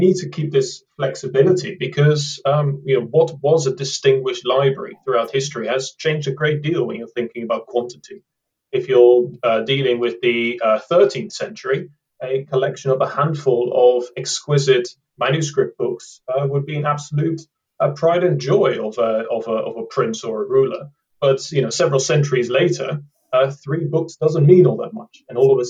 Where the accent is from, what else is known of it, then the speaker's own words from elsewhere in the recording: Amsterdam, North Holland, Netherlands; moved away as an adult; now in United Kingdom; I come from Amsterdam, from the Netherlands, but I've lived in the UK for about a decade now.